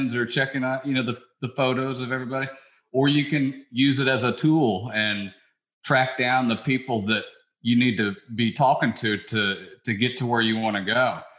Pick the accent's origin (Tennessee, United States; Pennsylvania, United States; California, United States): Tennessee, United States; Memphis; moved away as an adult; also born or lived in New York City; I grew up in Memphis, Tennessee